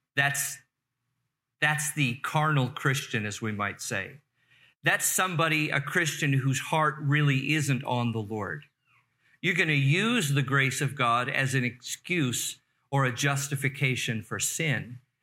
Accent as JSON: {"language": "English", "town": "Carson", "region": "California", "country": "United States", "tie": "born or raised there", "said": "I grew up in the Los Angeles area, Torrance, Carson area"}